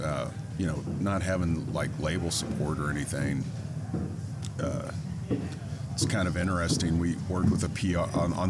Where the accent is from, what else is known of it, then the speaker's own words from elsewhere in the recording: Kansas City, United States; moved away as an adult; also born or lived in Los Angeles; I'm from Kansas City originally, and I had transplanted myself out to LA in the early 2000s